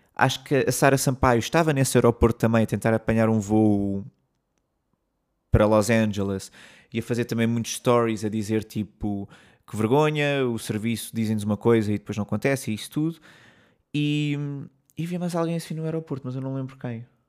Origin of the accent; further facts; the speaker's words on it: Portugal; moved away as an adult; also born or lived in London; eu disse que sou português